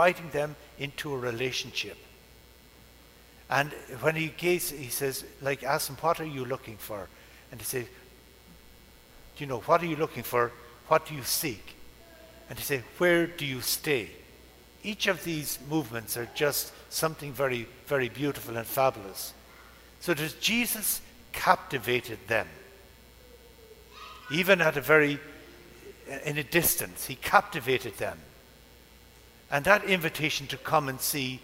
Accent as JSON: {"language": "English", "country": "Ireland", "tie": "born or raised there", "moved": "yes", "said": "the first bridge over the River Barrow in my hometown since British rule"}